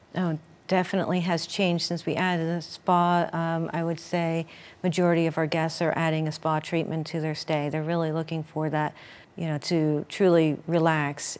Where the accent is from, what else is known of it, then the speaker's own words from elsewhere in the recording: Sterling Inn, Poconos, Pennsylvania, United States; growing up in the Sterling Inn